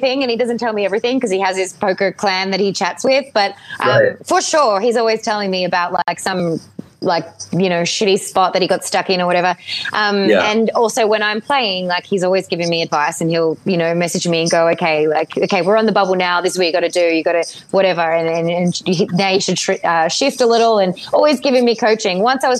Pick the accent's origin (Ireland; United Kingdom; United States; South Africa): Ireland; born there; My Irish background, like I was born in Ireland and I look very Irish.